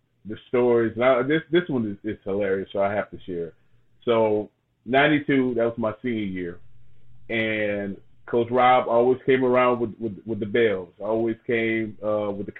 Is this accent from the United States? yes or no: yes; Opelousas, Louisiana, United States; So being from, and I grew up in Opelousas, Louisiana. Being from Opelousas